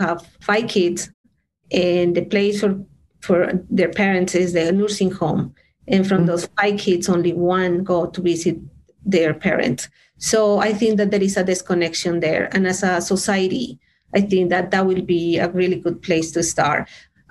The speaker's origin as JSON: {"language": "English", "region": "Bogotá", "country": "Colombia", "also_born_or_lived": "Switzerland / France / Denver, Colorado, United States", "second_language": "English", "moved": "yes", "lives_now": "United States", "said": "I am originally from Bogota, Colombia"}